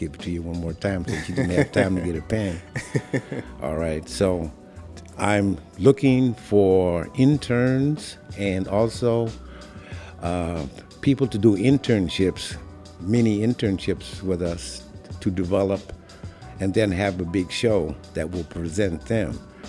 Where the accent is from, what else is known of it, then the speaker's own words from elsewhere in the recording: Ithaca, New York, United States; moved away as an adult; also born or lived in Bronx, New York / Buffalo, New York; now in Brooklyn, United States; I was born in the Bronx. Yeah. And my parents moved up to Ithaca, New York, sometime around 1950, maybe. Mm. And I grew up there, went to college and high school there.